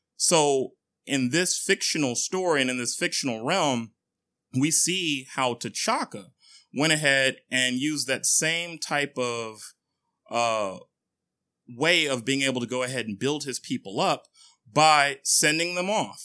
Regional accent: Nigeria; now in United States; I am Nigerian

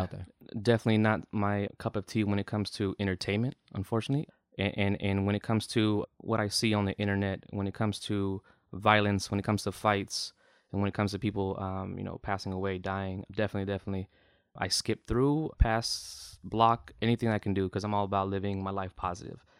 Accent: the Bay Area, California, United States; I'm I'm from the Bay

